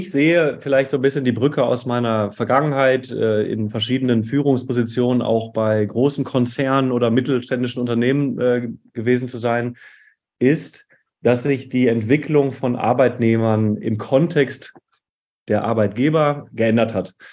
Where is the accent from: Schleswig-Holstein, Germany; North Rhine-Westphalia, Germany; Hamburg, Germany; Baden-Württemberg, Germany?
North Rhine-Westphalia, Germany; Hattingen; Ähm, ich komme aus dem Ruhrgebiet an einer kleinen Stadt namens Hattingen, so näher Essen, Bochum, Dortmund oder erweitert auch Köln. Äh, bin dort aufgewachsen